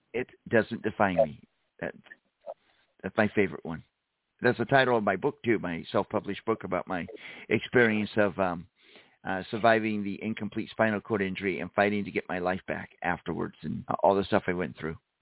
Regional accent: St. Louis, Missouri, United States; I'm originally from St. Louis, Missouri.

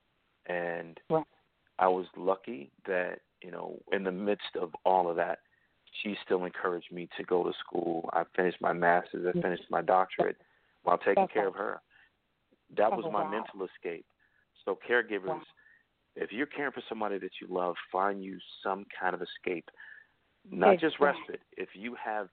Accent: Chicago, Illinois, United States; I grew up on the South Side of Chicago, and I came from a welfare family.

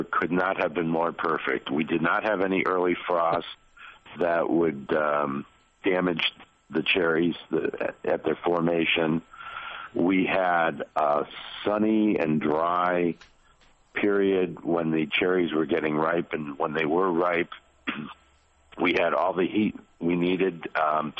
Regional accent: Massachusetts, United States; moved away as an adult; also born or lived in Michigan; now in Traverse City, United States; I'm originally from Massachusetts and moved out to Michigan

